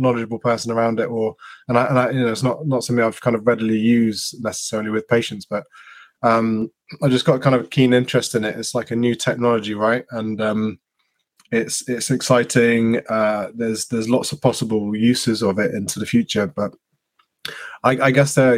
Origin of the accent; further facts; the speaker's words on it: Devon, South West England, United Kingdom; I'm a physio from Devon